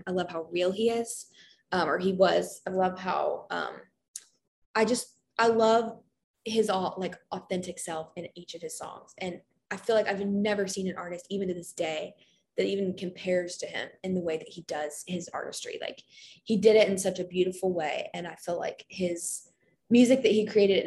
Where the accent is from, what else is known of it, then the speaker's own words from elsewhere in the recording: Kentucky, United States; I'm from Kentucky, so I love the University of Kentucky, UK